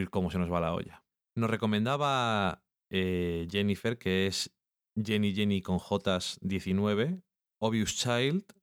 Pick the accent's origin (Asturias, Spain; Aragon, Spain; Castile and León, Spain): Castile and León, Spain; Burgos; Eso yo lo digo así, porque soy de Burgos.